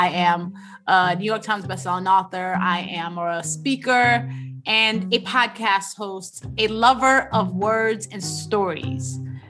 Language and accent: English; Nigeria; And the one thing we left out is that we are both Naija girls. We're both Nigerian, you know, rocking the green, white, green in our blood.